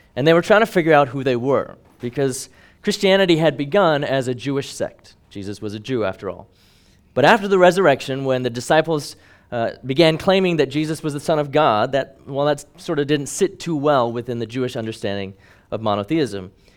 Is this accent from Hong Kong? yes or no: yes; Hong Kong; growing up in Hong Kong